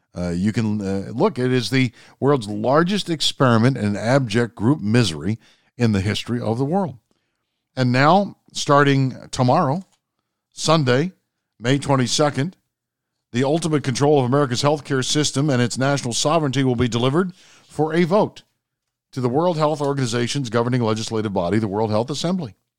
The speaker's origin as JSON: {"language": "English", "region": "Maryland", "country": "United States", "said": "my home state of Maryland"}